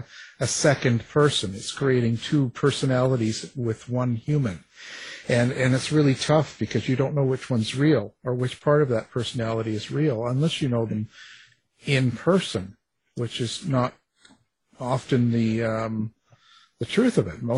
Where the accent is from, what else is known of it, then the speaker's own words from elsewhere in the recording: Canada; I'm just a Canadian